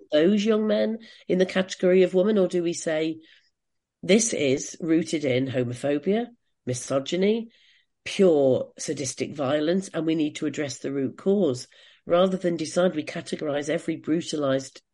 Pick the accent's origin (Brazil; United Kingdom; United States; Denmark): United Kingdom; as British feminists